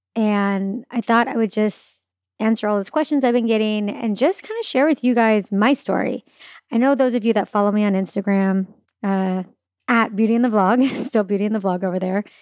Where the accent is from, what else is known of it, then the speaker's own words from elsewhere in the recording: Claremont, California, United States; also born or lived in Orange County, California / Los Angeles, California; grew up actually in a city called Claremont, which is not in Orange County.